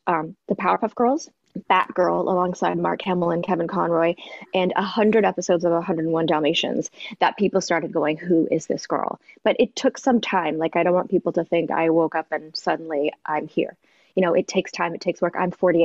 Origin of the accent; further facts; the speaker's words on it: Toronto, Ontario, Canada; now in Los Angeles, United States; growing up in Toronto